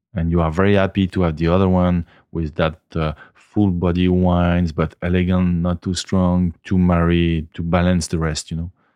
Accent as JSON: {"language": "English", "area": "the Alps", "region": "Auvergne-Rhône-Alpes", "country": "France", "second_language": "English", "moved": "yes", "lives_now": "Bandol, France", "said": "I'm from the Alps. I moved down south"}